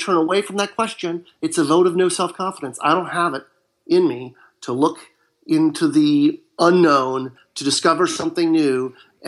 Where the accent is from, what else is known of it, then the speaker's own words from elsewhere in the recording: Marin County, Northern California, United States; now in Southern California, United States; I live in Southern California, and I was raised in Northern California in Marin County.